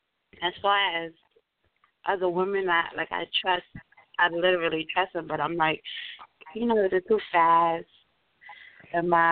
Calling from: New York City, New York, United States; I'm calling from the Bronx.

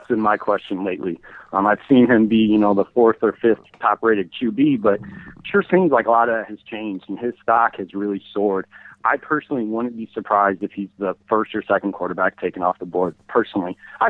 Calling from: Wheaton, Illinois, United States; calling from Wheaton, Illinois.

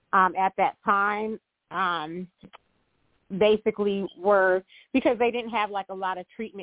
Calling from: Denver, Colorado, United States; I'm actually calling in from Denver, Colorado.

